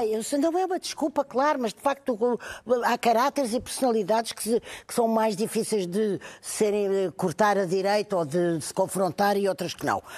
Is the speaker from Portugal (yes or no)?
yes; Portugal; como portuguesa